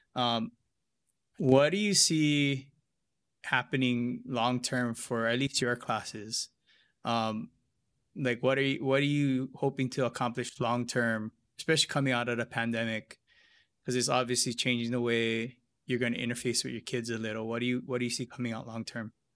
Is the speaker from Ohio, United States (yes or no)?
no; Hilo, Hawaii, United States; growing up in Hilo